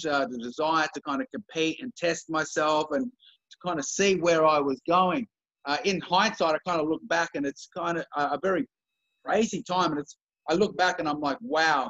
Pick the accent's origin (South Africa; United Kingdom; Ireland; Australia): Australia; Canberra, Australian Capital Territory; I grew up in Canberra.